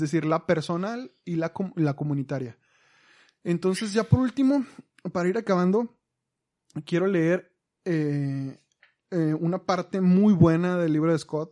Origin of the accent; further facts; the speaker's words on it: Mexico; Nosotros como mexicanos